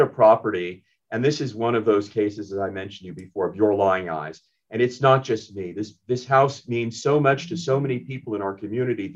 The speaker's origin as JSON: {"language": "English", "town": "Beverly Hills", "region": "California", "country": "United States", "tie": "born or raised there", "also_born_or_lived": "Sweden / Austria", "moved": "as an adult", "said": "I grew up in Beverly Hills and went to, you know, Hawthorne K through 8, went to the high school"}